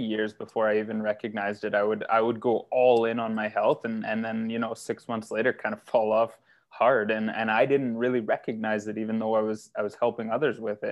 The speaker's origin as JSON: {"language": "English", "town": "North Bay", "region": "Ontario", "country": "Canada", "tie": "born or raised there", "also_born_or_lived": "Timmins", "moved": "as an adult", "lives_now": "Barrie, Canada", "said": "I was born and raised in North Bay"}